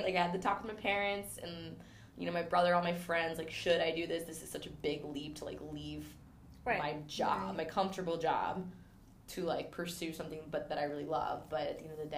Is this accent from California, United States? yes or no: yes; California, United States; also born or lived in Texas; now in New York, United States; I grew up in California, so I started in California